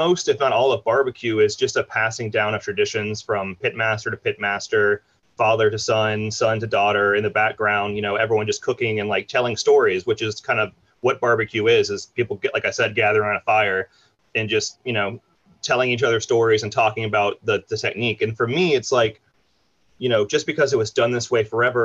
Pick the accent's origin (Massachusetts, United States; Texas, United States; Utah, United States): Texas, United States; also born or lived in Atlanta; the childhood was definitely in Texas